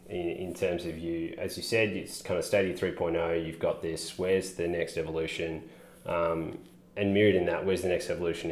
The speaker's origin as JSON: {"language": "English", "town": "Melbourne", "region": "Victoria", "country": "Australia", "tie": "born or raised there", "said": "in Melbourne, my hometown"}